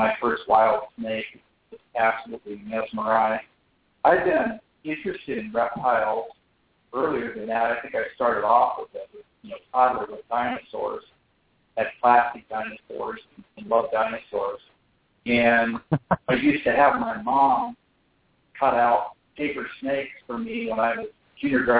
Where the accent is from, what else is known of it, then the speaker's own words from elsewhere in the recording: Columbus, Ohio, United States; where I grew up in Columbus, Ohio